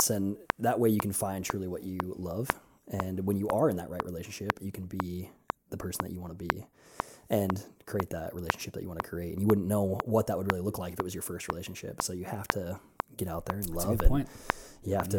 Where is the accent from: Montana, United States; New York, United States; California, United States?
Montana, United States; I grew up in Montana in high school